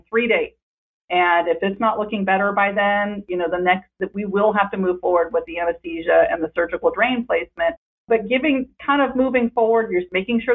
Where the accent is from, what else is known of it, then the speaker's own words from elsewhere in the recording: Northern California, United States; now in Southern California, United States; I'm from Northern California.